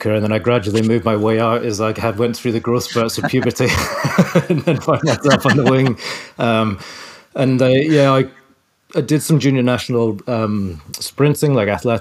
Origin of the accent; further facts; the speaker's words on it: Edinburgh, Scotland, United Kingdom; I hail from Edinburgh, and that's where I'd say the story really begins and where my life began. Went to school there